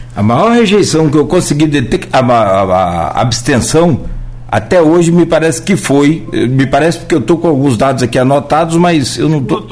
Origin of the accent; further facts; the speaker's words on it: Italva, Rio de Janeiro, Brazil; moved away; a prefeita de, de, de Italva, da minha terra lá